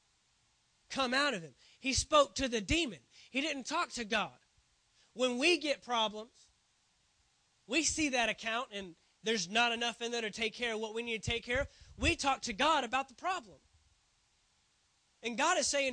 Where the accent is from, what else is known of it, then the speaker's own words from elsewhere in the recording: Dallas, Texas, United States; I grew up in the Dallas area